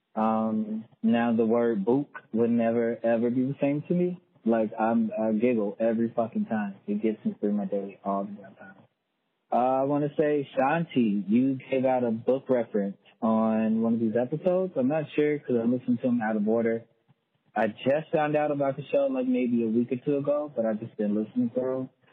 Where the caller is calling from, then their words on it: Tulsa, Oklahoma, United States; I'm calling from Tulsa, Oklahoma.